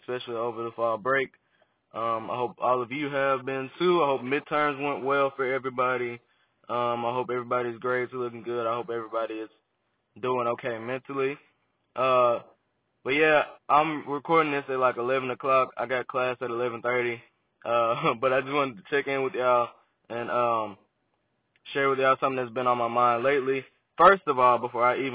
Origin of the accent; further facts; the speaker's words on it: Memphis, Tennessee, United States; also born or lived in Arkansas; I'm a Memphis native. I grew up in Memphis. Been in Memphis all my life